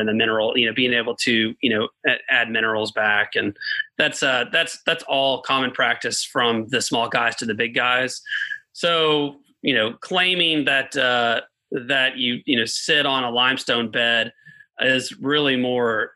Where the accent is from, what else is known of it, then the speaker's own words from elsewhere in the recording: Chattanooga, Tennessee, United States; also born or lived in Auburn, Alabama; born and raised in Chattanooga